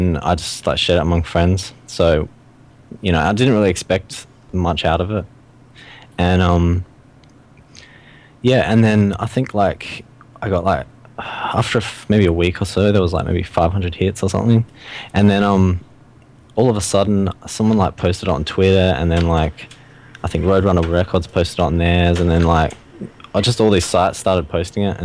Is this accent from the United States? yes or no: no; Australia; I'm from Australia